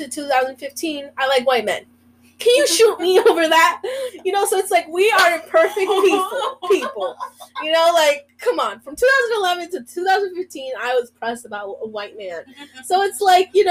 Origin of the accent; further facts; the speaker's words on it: Oregon, United States; accent: Mexican; also born or lived in Bronx, New York; now in New York, United States; I'm from Oregon, about an hour away from Portland